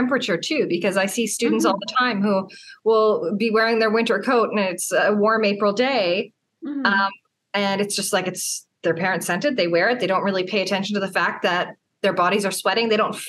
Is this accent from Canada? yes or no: yes; Canada; I'm Canadian. It gets real cold here sometimes. It's real hot here too.